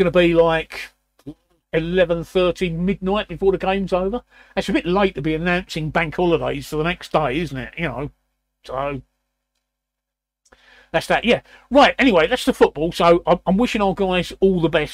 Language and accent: English; London, United Kingdom; I was born in the East End of London, so you in the East End of London, where I was born, you either support West Ham or Leighton Orient